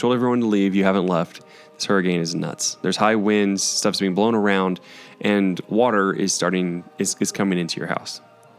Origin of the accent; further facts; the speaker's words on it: Tornado Alley, United States; I grew up in Tornado Alley, right?